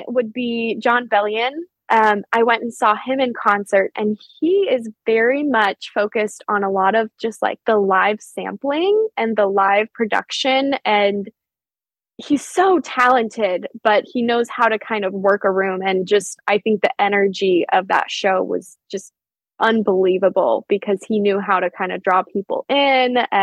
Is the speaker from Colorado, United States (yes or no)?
yes; Denver, Colorado, United States; it's just outside of Denver, which is my hometown where I mainly grew up